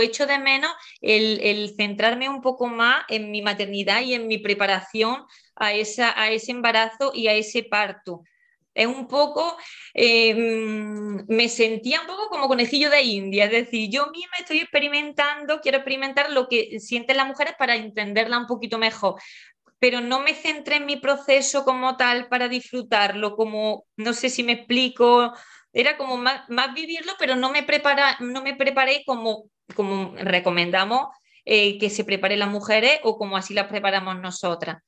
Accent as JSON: {"language": "Spanish", "town": "Porcuna", "region": "Andalusia", "country": "Spain", "also_born_or_lived": "Madrid", "moved": "yes", "said": "Soy de, de un pueblo de Jaén, mm, concretamente de, de Porcuna"}